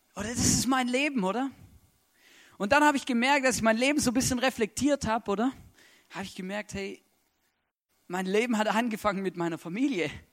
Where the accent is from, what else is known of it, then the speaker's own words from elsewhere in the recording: Stuttgart, Baden-Württemberg, Germany; moved away as an adult; now in Austria; ich bin aufgewachsen in Stuttgart